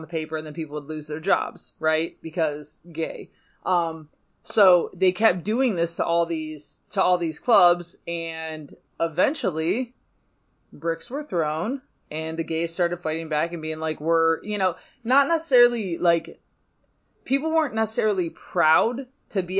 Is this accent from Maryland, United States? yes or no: no; Bedford, Michigan, United States; I went to high school right over the line into Michigan in a little township called Bedford